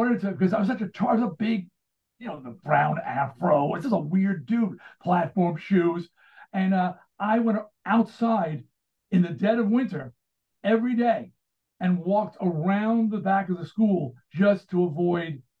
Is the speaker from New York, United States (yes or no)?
yes; Baldwin, New York, United States; I grew up in Baldwin, Long Island